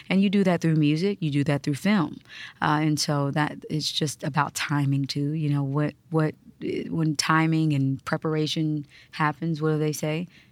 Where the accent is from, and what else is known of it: Kansas, United States; born or raised there; moved away